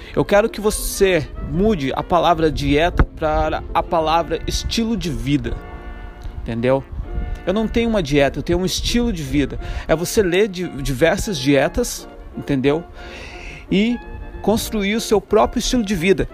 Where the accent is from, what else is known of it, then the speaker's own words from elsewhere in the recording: Brazil; moved away as an adult; also born or lived in Ireland; já passou um tempo que eu saí do Brasil, já faz, vai, fazer seis anos agora